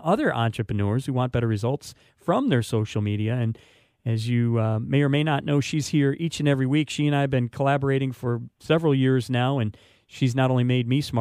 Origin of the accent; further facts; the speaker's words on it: Detroit, Michigan, United States; now in Florida, United States; I'm from Metro Detroit, and you know, as Northerners